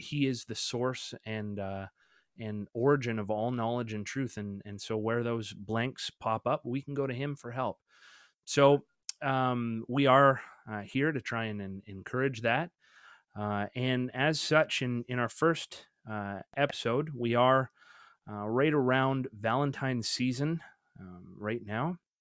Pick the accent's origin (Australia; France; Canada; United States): Canada; him and I grew up together actually in Canada